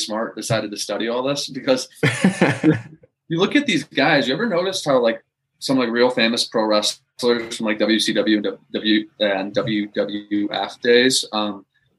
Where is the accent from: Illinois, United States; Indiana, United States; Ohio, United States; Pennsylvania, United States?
Illinois, United States; West Dundee; moved away as an adult; also born or lived in Florida; I grew up in West Dundee, Illinois, at Chicago suburb.